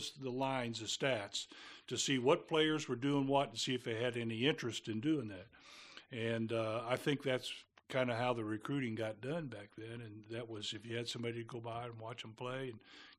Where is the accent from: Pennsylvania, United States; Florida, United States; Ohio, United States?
Ohio, United States; Lima; also born or lived in West Virginia / Michigan; I was born in Lima, Ohio. Then we moved to West Virginia for part of my childhood, back to Ohio for about 5 years, and then back to West Virginia, Michigan for 2.5. And then graduated from the school Lima Bath in Ohio.